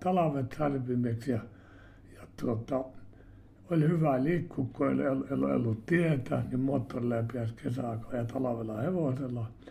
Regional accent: Uitonniemi, South Savo, Finland; Olen syntynyt, olen syntynyt Uitonniemelä Uiton Niemelä ja Heikkilän talon kammarissa.

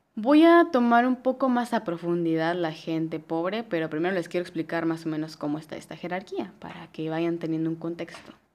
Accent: Mexico; yo soy mexicana

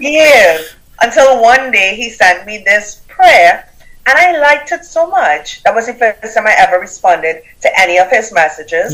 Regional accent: Trinidad & Tobago; accent: Caribbean; now in United States; I have a Caribbean accent. I'm from Trinidad and Tobago.

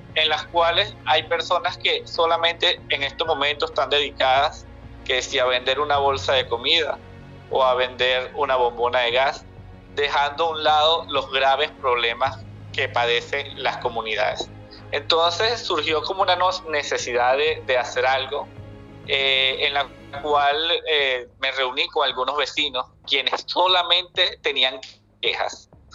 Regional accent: Acarigua, Portuguesa, Venezuela; soy de Acarigua, Estado Portuguesa

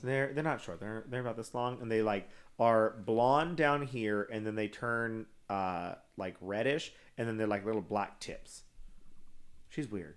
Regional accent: Texas, United States; I'm from Sharks, Texas.

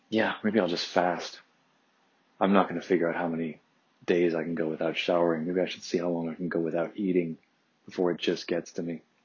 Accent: Detroit, Michigan, United States; now in California, United States; suburban Detroit where I grew up

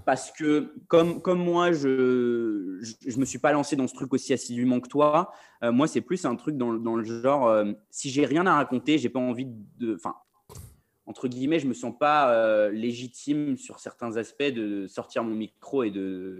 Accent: France; moved away as an adult; now in London, United Kingdom; je suis français

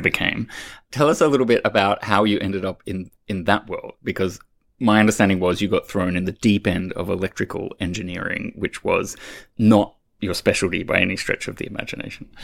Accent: Australia; moved away; I, being an Australian

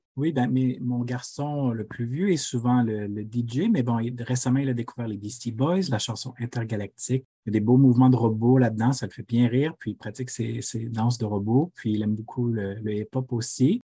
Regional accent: Quebec City, Quebec, Canada; first language French; moved away as an adult; now in Ottawa, Canada; je suis originaire de la ville de Québec originellement, mais j'habite à Ottawa en Ontario depuis 2009

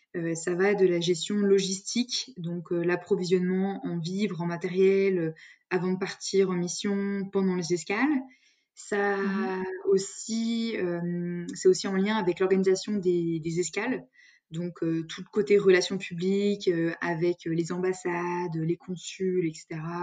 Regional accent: Lyon, Auvergne-Rhône-Alpes, France; rester à Lyon, parce que je suis originaire de Lyon.

